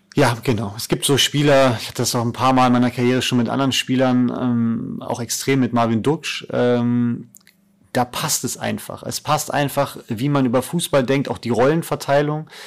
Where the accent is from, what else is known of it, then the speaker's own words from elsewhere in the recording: Cologne/Bonn area, North Rhine-Westphalia, Germany; moved away; meine Heimat. Also Köln war besonders, ähm, auch als, als Stadt, weil ich im Endeffekt 20 Minuten in Bonn war bei meiner Familie